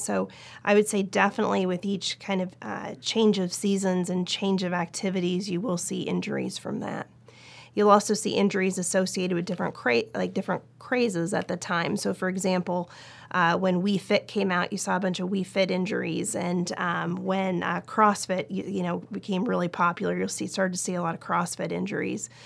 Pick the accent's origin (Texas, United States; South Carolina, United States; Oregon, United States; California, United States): Oregon, United States; Portland; moved away as an adult; also born or lived in Los Angeles / Seattle / New York / Nashville; now in Kentucky, United States; I was born and raised in Portland, Oregon